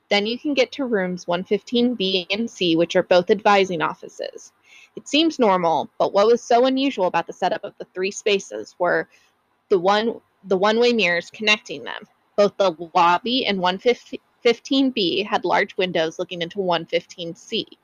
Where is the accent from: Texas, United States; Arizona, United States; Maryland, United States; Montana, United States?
Arizona, United States; Tucson; right here in my hometown of Tucson, Arizona, in my very own workplace.